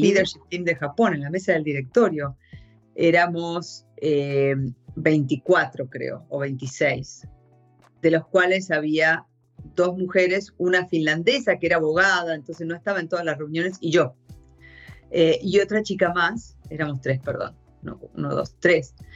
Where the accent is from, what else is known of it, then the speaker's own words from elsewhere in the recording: Argentina; first language Spanish; moved away as an adult; also born or lived in United States / Japan; yo soy de Argentina, pero, pero me, eh, en el año noventa y seis me surgió la oportunidad de salir hacia una posición en Estados Unidos, y entonces me fui de Argentina a Estados Unidos